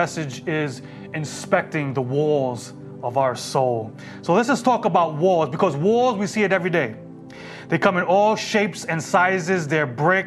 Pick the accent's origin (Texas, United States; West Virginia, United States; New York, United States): New York, United States; New York City; growing up in New York City